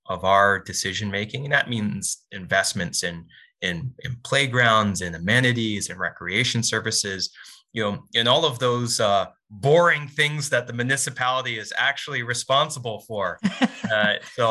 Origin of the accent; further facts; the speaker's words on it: Port Coquitlam, British Columbia, Canada; This is my hometown. I'm raising my family here.